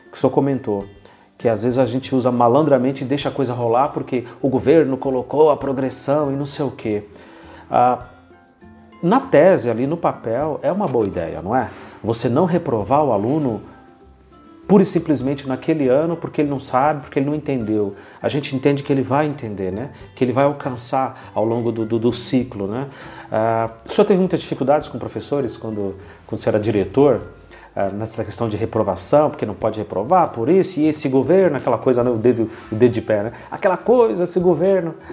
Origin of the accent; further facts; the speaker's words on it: São Paulo, Brazil; eu fui um menino criado em favela quando era menino, em São Paulo, na Zona Leste, Sapopemba. Então, eu sei o que é indigência, eu sei o que é pobreza.